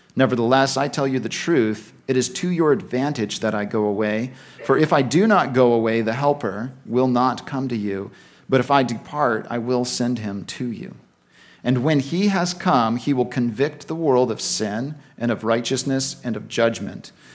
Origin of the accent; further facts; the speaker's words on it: Vancouver, British Columbia, Canada; moved away as an adult; now in Victoria, Canada; I was raised in Vancouver